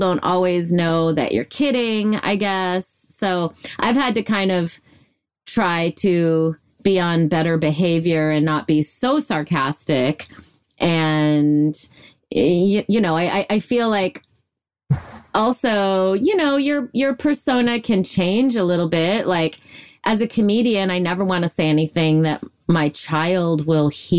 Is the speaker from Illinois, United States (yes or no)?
yes; Illinois, United States; I was raised in Illinois.